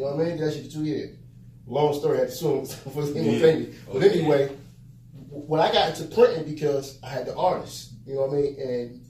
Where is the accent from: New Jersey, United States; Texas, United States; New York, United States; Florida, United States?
New Jersey, United States; Elizabeth; I'm from Elizabeth. You know what I'm saying? Born downtown, moved to Bay Way. You know, I went all over the place.